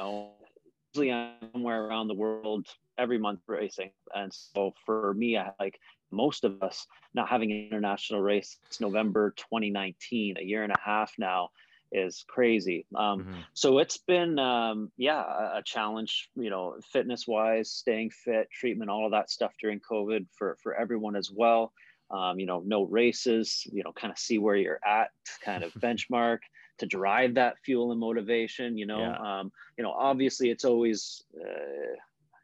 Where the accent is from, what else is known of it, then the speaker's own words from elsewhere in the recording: Canada; I'm a Canadian wheelchair racer